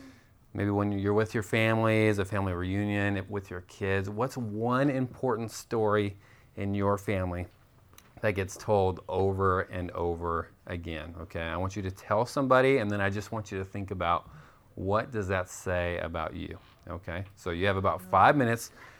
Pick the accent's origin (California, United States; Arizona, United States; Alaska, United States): Arizona, United States; Tucson; moved away as an adult; we are from Tucson, Arizona. We moved here last summer.